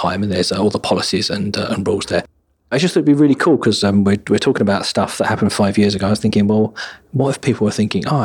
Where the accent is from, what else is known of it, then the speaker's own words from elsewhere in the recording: United Kingdom; because we're British